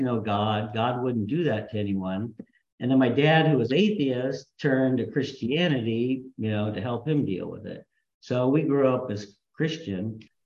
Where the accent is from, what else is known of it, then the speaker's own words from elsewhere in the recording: Huntington Beach, California, United States; also born or lived in Castro Valley, California / Berkeley, California / Los Angeles, California / St. Louis, Missouri; now in Redondo Beach, United States; I grew up in Huntington Beach